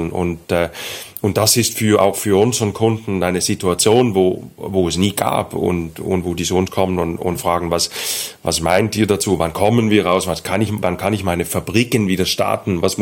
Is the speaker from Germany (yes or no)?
no; Denmark; German is a second language; Ich bin Däne.